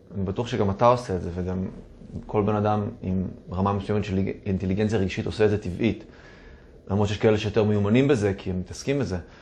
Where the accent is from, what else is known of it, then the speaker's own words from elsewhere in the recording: Tel Aviv, Tel Aviv District, Israel; נולדתי וגדלתי בתל אביב, בחוף מציצים